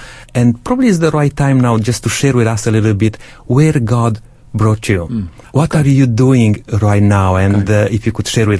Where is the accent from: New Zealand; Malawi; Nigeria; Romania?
Romania; now in Adelaide, Australia; I grew up in Romania, in a communist country, and I give my life to God during that time.